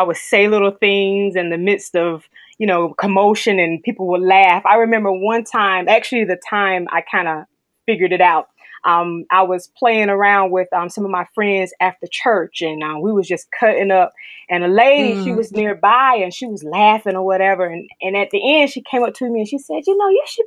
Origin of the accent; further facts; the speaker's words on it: North Carolina, United States; I'm from North Carolina, North Cackalack